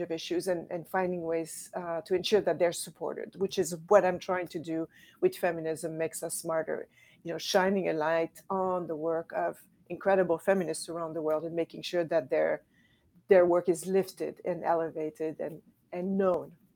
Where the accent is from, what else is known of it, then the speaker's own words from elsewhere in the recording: Quebec City, Quebec, Canada; I'm from Canada, from Quebec City